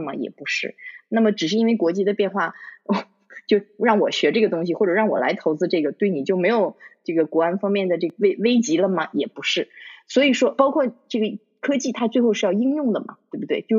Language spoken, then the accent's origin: Chinese; China; now in United Kingdom; 就像你我他，我们其实是中国人，我们在中国长大的。